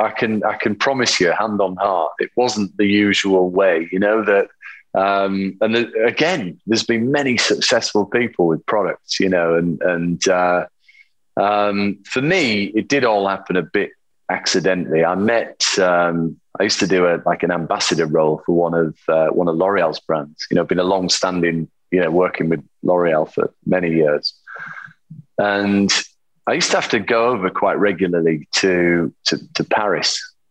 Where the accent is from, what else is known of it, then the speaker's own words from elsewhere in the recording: England, United Kingdom; as English people do, go to the pub and talk about football